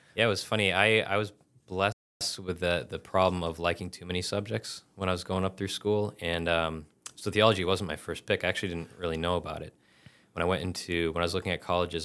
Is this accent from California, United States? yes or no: no; Massachusetts, United States; I'm from Massachusetts originally